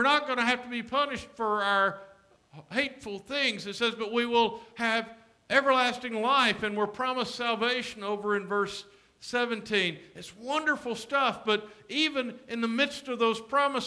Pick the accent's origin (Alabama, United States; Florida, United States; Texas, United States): Alabama, United States; Alexander City; The African-American high school in my hometown was Laurel High School. Its colors were black and gold. The white school was Benjamin Russell